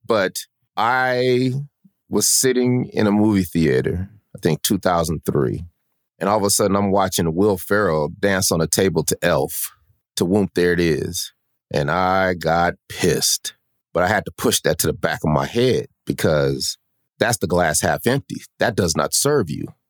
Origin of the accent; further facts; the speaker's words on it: Denver, Colorado, United States; moved away as an adult; also born or lived in Sacramento, California; now in Atlanta, United States; we're from Denver, Colorado.